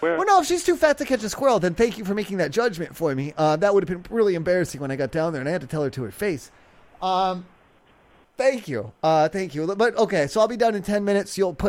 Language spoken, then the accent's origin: English; Ohio, United States; And where I'm from, we don't have these squirrel animals that run around outside.